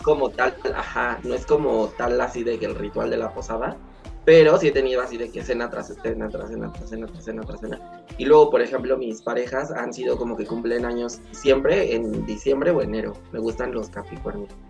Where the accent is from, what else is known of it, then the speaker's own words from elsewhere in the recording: Mexico; nuestra cultura mexicana